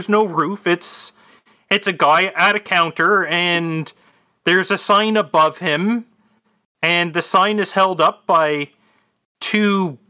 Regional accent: Canada; I'm from Canada. I know my pine cones.

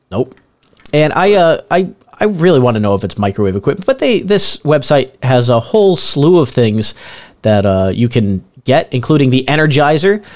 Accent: Northeast, United States; moved away; I grew up in the Northeast

